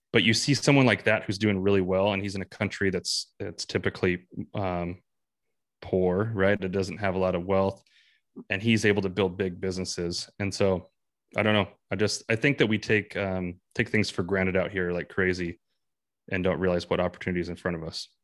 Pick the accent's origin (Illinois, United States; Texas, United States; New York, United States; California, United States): California, United States; San Bernardino Mountains near Big Bear; moved away as an adult; now in North Idaho, United States; I grew up in the San Bernardino Mountains near Big Bear